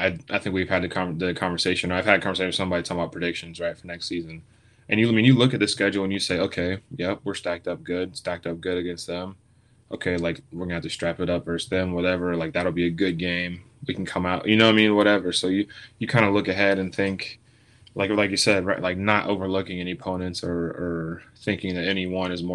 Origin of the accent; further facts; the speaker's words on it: Knoxville, Tennessee, United States; I'm from Knoxville